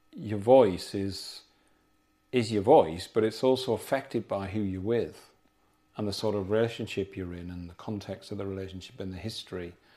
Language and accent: English; South Durham, North East England, United Kingdom; moved away; also born or lived in Yorkshire; we're South, South Durham